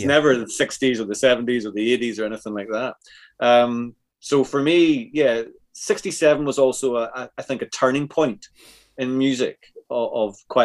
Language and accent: English; Northern Ireland, United Kingdom; I grew up in Northern Ireland